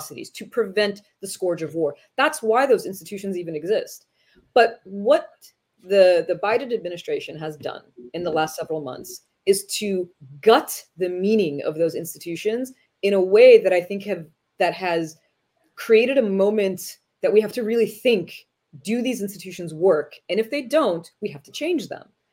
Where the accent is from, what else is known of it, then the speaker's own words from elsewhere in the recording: United States; as an American, someone who's sitting in the US